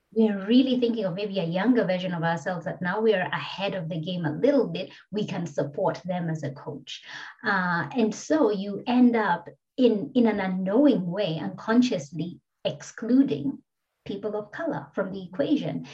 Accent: Kenya; now in Australia; I'm a black migrant woman uh, from Kenya originally

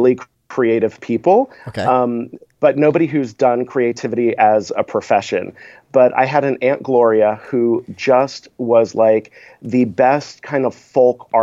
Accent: South Florida, United States; I grew up in South Florida

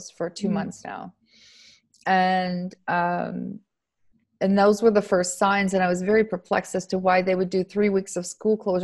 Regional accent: Canada; now in Italy; I'm Canadian.

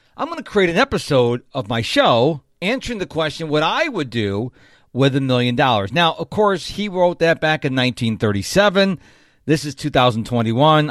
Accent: Rochester, New York, United States; now in Houston, United States; Now, I live in Houston, Texas. She lives in Rochester, New York, my hometown

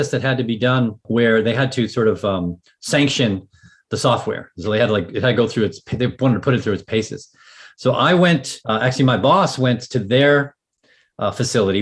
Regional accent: Boston, Massachusetts, United States; I grew up in the Boston area and had been playing hockey since I was 4 or 5 years old

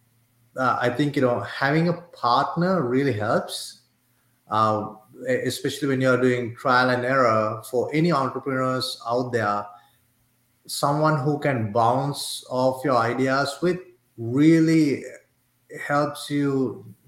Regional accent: Sri Lanka; moved away; I'm originally from Sri Lanka, and my mom and dad both are, they work for the government in Sri Lanka

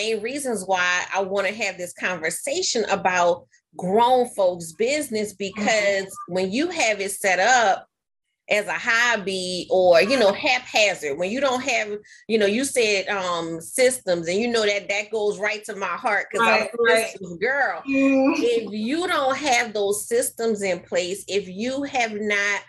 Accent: New Orleans, Louisiana, United States; I'm from New Orleans, Katrina happened

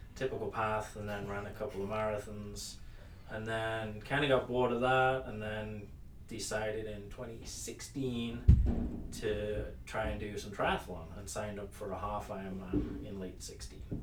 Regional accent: United Kingdom; moved away as an adult; now in United States; I am British. That's probably picked up by everyone already listening. Uh, but I came to the U.S. in 2011 uh, from the U.K

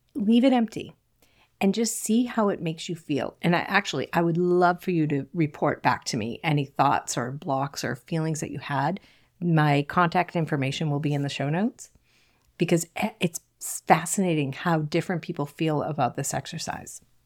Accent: south shore of Massachusetts, United States; accent: Boston; I grew up in a small Cape Cod home on the south shore of Massachusetts. I'm sure you can hear my Boston accent slip in from time to time.

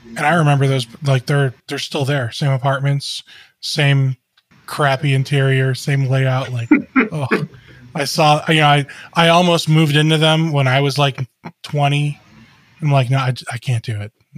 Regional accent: Cleveland, Ohio, United States; I grew up in the Cleveland area.

